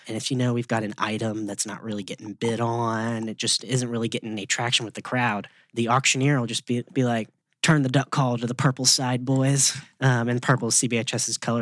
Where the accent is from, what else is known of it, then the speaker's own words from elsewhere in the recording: Memphis, Tennessee, United States; I've been in Memphis since I was born here